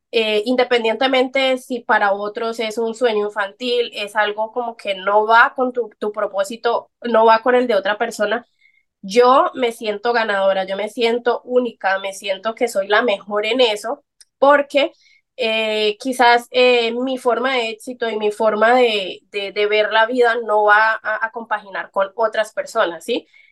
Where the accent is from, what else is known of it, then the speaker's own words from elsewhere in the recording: Colombia; soy colombiana, a mucha honra